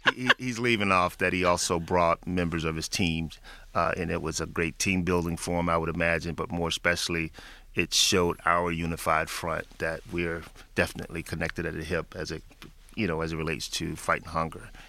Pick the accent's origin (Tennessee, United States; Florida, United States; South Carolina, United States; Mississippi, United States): Tennessee, United States; Memphis; moved away; back in my hometown of Memphis, Tennessee